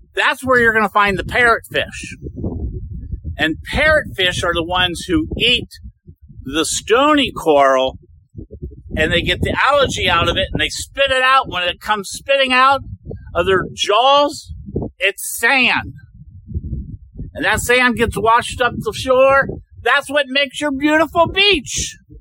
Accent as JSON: {"language": "English", "town": "Cincinnati", "region": "Ohio", "country": "United States", "said": "We come from Cincinnati."}